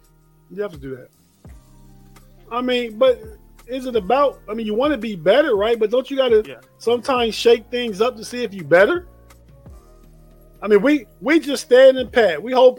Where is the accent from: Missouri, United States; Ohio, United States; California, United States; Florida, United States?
Ohio, United States; Youngstown; I'm from Youngstown.